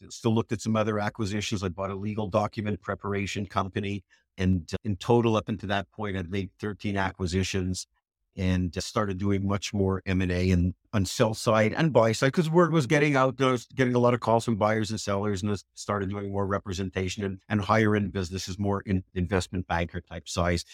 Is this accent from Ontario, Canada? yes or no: no; Montreal, Quebec, Canada; moved away; I was living in Canada, I grew up in Canada, Montreal